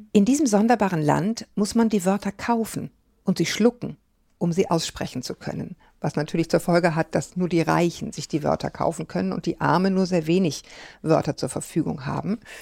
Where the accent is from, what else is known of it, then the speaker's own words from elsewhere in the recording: Kiel, Schleswig-Holstein, Germany; meine Heimat Ostholstein